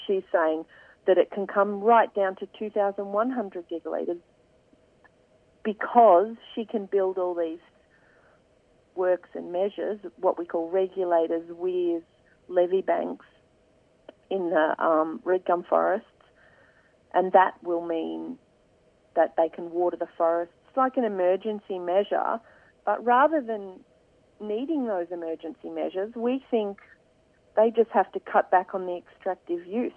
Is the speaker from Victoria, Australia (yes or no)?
yes; Swan Hill, Victoria, Australia; moved away; I was born in Swan Hill um, so I grew up there and have lived there for quite a bit of my life